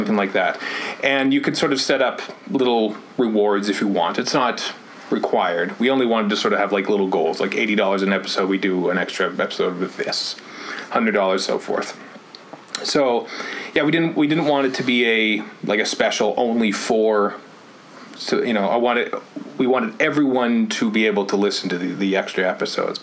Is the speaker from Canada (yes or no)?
yes; Canada; we're Canadian